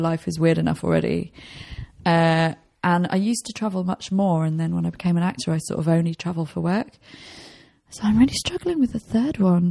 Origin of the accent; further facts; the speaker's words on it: England, United Kingdom; I'm English